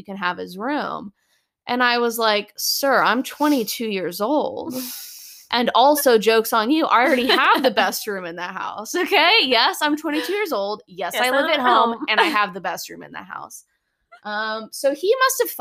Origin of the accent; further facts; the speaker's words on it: United States; I love being an American